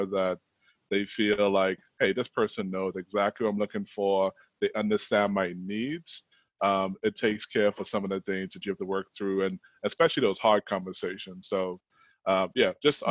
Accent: Bahamas; growing up in the Bahamas

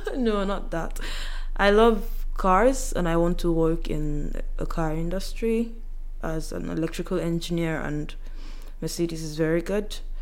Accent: Yoruba side of Nigeria, Southwest Nigeria, Nigeria; I'm from the Yoruba side and the meals we eat is totally different from those from Igbo side or Hausa side or the other parts of Nigeria

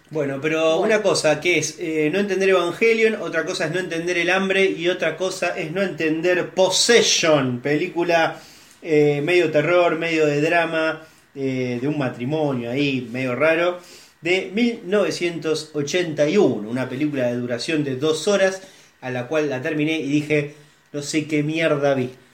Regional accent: Rosario, Santa Fe, Argentina; todos los que somos rosarinos acá

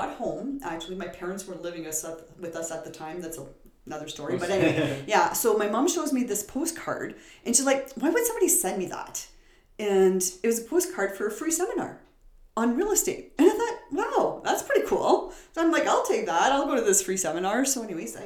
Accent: Timmins, Ontario, Canada; moved away; I was born and raised in Timmins

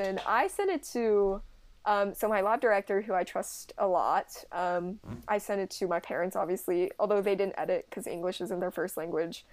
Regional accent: Cincinnati, Ohio, United States; I'm from Cincinnati, Ohio

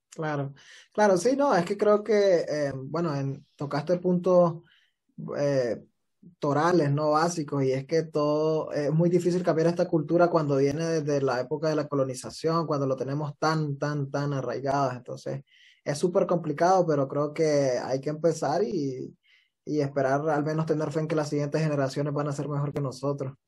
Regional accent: Nicaragua; moved away

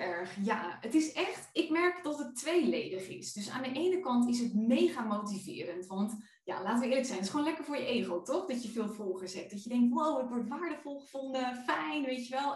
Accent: Friesland, Netherlands; moved away; mijn dorp waar ik vandaan kom in Friesland.

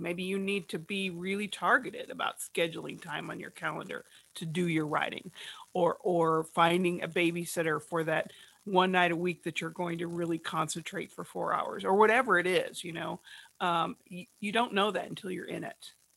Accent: New Jersey, United States; I'm a Jersey girl

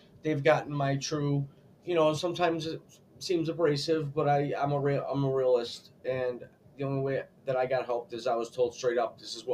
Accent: United States; I'm an American.

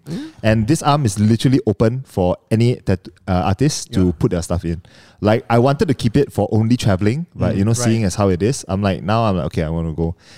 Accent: Sarawak, Malaysia; I'm from Sarawak, but you know, I'm not Iban.

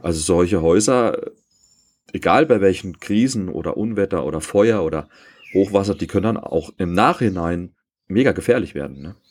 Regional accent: East Germany, Germany; Ich bin ja äh, in der DDR aufgewachsen

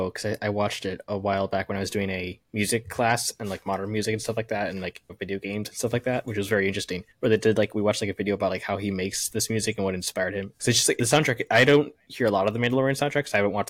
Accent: Minnesota, United States; I'm from Minnesota, man. I know how to do that accent.

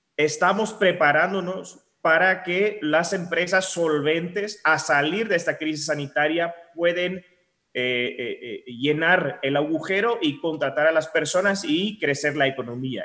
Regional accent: Netherlands; now in Guatemala; yo soy holandés

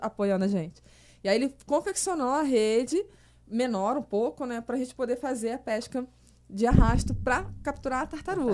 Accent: Petrópolis, Rio de Janeiro, Brazil; moved away as an adult; also born or lived in Niterói; Eu sou de Petrópolis, né? Eu sou da Serra

